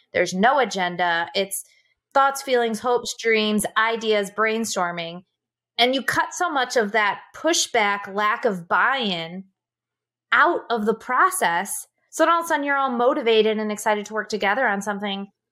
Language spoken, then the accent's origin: English; Wisconsin, United States; also born or lived in Seattle; being from the Midwest